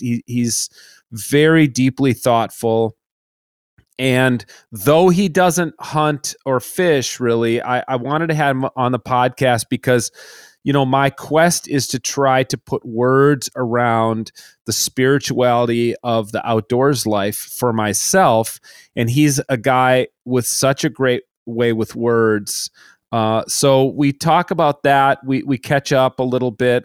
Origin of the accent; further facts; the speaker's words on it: Minnesota, United States; my hometown pastor in Minnesota